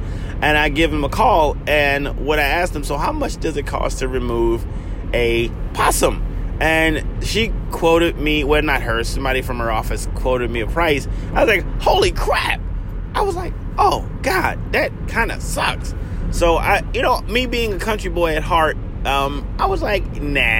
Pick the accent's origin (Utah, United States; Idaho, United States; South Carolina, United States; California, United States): South Carolina, United States; I grew up in South Carolina